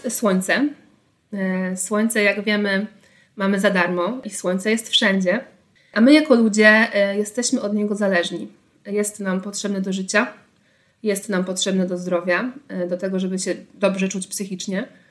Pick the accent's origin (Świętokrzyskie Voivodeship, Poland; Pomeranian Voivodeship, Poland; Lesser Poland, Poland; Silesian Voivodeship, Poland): Pomeranian Voivodeship, Poland; Tricity; jestem z Trójmiasta